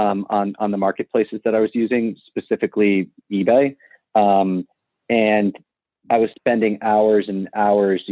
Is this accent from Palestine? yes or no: no; Mamaroneck, New York, United States; So I grew up in Mamaroneck. It's actually the same town that StarStock's based out of right now. Grew up here, born and raised